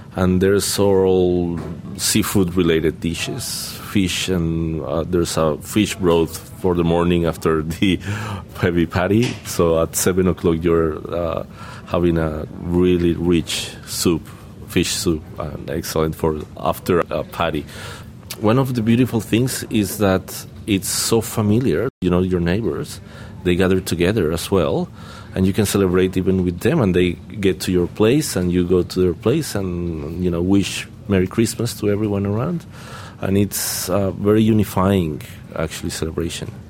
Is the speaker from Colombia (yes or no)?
yes; Caribbean Region, Colombia; now in Australia; I'm from Colombia